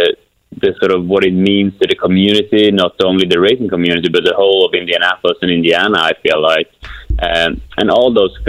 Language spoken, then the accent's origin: English; Kumla, Örebro County, Sweden; moved away; my hometown of Kumla, Sweden.